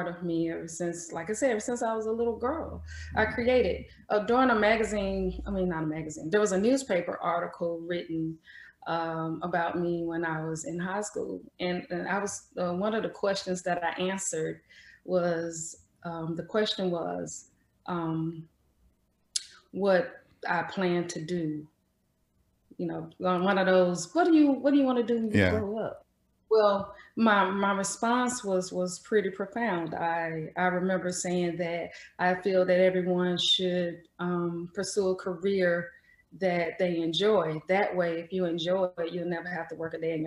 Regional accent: Jackson, Mississippi, United States; also born or lived in Atlanta, Georgia; I was born and raised in Jackson, Mississippi

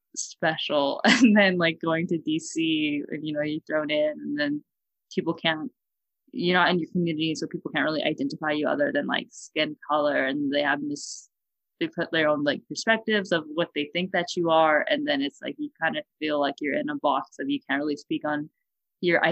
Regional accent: Fresno, California, United States; moved away as an adult; now in Washington, D.C., United States; I'm from Fresno

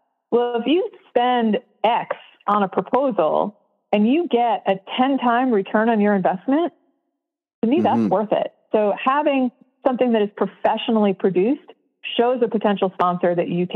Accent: New York City, New York, United States; I grew up in New York City

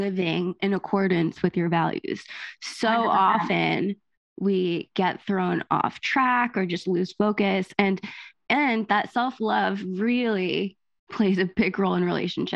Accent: New Jersey, United States; I'm Italian, I'm from Jersey

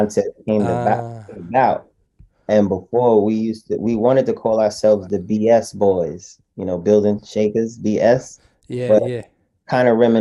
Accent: New York City, New York, United States; I was born and raised in Brooklyn

